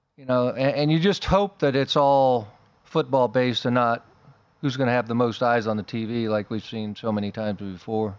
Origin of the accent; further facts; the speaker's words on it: Las Vegas, Nevada, United States; also born or lived in Idaho; I was born and raised in Vegas